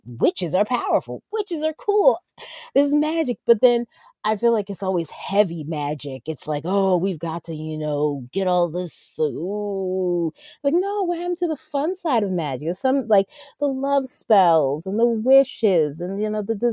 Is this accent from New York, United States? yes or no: no; Jersey Shore, New Jersey, United States; moved away as an adult; I miss my hometown because I grew up at the Jersey Shore for 20 some odd years